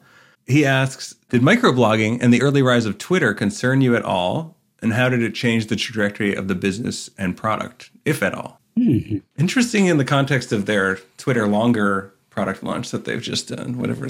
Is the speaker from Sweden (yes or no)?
no; Canada; I'm Canadian